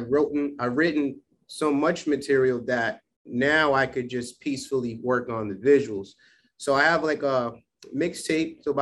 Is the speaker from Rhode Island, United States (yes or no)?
yes; Providence, Rhode Island, United States; flew his body down here to have his funeral in uh, my hometown of Providence, Rhode Island.